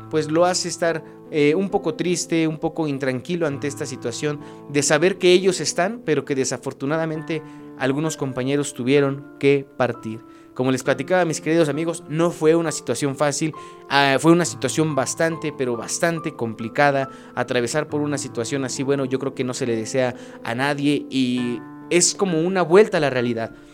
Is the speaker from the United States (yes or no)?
yes; McAllen, Texas, United States; toco el bajo eléctrico y soy de McAllen, Texas.